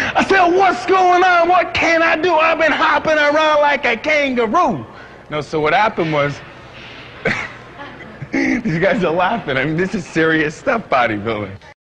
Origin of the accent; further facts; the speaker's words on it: Rhode Island, United States; moved away as an adult; I was from the East Coast, from Rhode Island